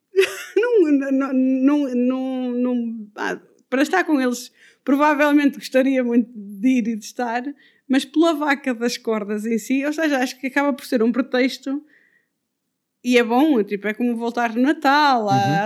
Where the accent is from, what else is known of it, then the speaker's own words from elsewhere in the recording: Ponte de Lima, Norte, Portugal; now in Odemira, Portugal; eu cresci eh, em Ponte Lima, na vila e na aldeia